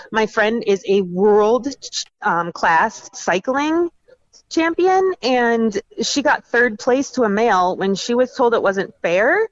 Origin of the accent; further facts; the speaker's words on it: Minnesota, United States; I'm from Minnesota